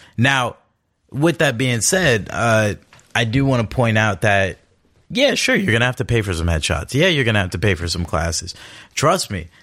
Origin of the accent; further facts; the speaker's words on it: Los Angeles, California, United States; I'm born and raised in Los Angeles, California